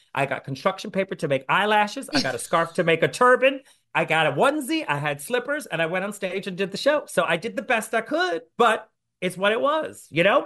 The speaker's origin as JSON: {"language": "English", "town": "New Orleans", "region": "Louisiana", "country": "United States", "said": "I'm from New Orleans"}